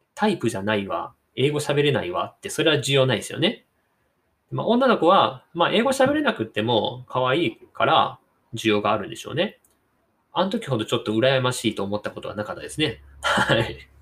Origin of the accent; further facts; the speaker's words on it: Kansai, Japan; first language Japanese; もちろん僕は関西人なので